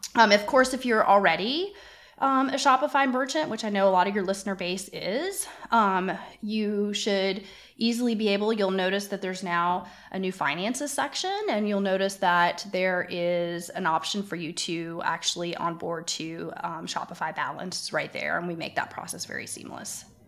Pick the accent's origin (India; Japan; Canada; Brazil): Canada; now in United States; I happen to live in the United States, although I'm Canadian